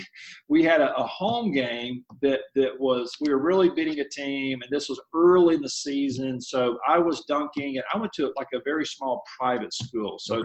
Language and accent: English; Mobile, Alabama, United States; now in Kansas City, United States; I'm from Mobile, Alabama. My wife is as well. We met down there